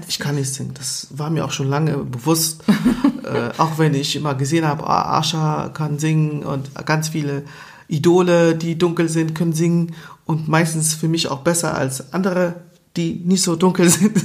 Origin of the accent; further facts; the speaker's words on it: Germany; also born or lived in Angola; ich bin seit 29 Jahren hier mhm. in Deutschland. Ich bin 31